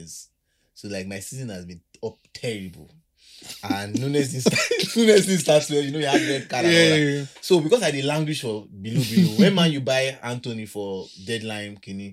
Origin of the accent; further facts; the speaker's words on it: Nigeria; Being a Nigerian